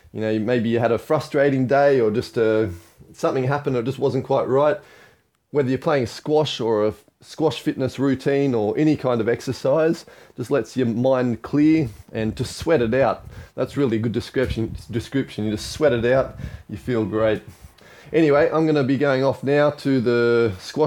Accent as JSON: {"language": "English", "country": "Australia", "tie": "born or raised there", "also_born_or_lived": "Hong Kong", "moved": "yes", "said": "I grew up in Australia"}